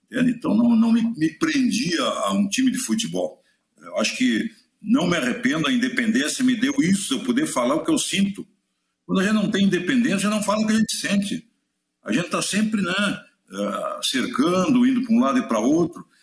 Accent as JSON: {"language": "Portuguese", "town": "São Borja", "region": "Rio Grande do Sul", "country": "Brazil", "moved": "as an adult", "said": "Eu, quando vim de São Borja, já era muito profissional. Né? Nós não perdia para a dupla Grenal lá."}